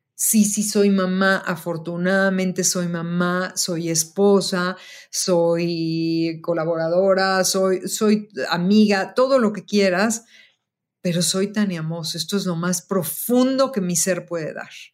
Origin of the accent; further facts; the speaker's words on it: Mexico; also born or lived in Chicago; soy una diseñadora mexicana y que soy una creadora mexicana creando trabajos en México